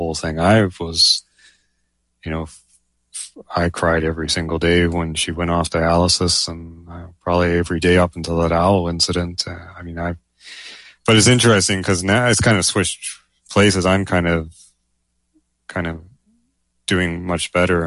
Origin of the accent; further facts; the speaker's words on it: Canada; I'm a Canadian speculative fiction writer